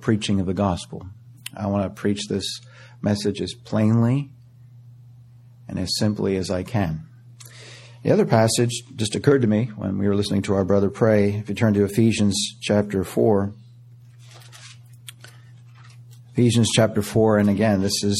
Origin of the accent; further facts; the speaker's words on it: Canada; moved away; I was born in Canada